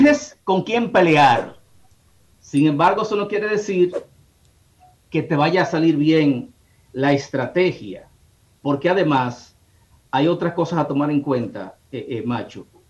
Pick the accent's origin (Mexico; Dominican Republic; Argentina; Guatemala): Dominican Republic; Bonao, Monseñor Nouel; moved away; allá en mi pueblo Bonao